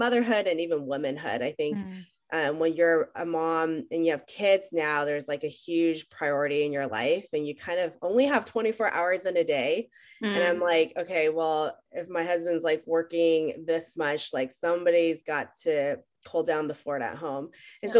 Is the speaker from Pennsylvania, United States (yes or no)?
no; Bay Area, California, United States; also born or lived in San Jose / Los Altos; I am the person that either loves or just the boring person that never left the Bay Area. I was born in San Jose